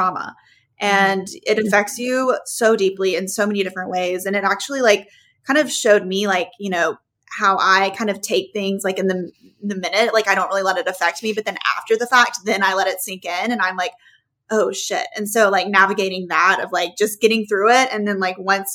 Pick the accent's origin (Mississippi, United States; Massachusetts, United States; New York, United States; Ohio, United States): Mississippi, United States; Oxford; we grew up in Oxford, Mississippi.